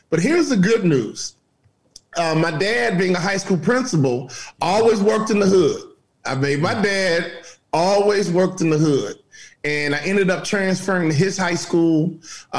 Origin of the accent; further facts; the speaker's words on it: Chicago, Illinois, United States; You know, I'm a Chicago kid. You know, I grew up on the south side of Chicago.